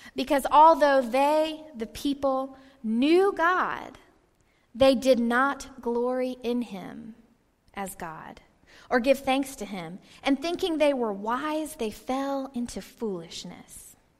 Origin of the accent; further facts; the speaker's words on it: Georgia, United States; I lived in Georgia, I grew up in Georgia